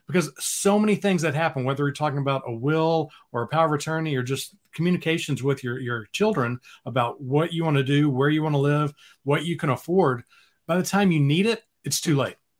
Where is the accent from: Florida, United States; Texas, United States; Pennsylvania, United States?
Texas, United States; Dallas; moved away as an adult; now in Austin, United States; I grew up in the Dallas area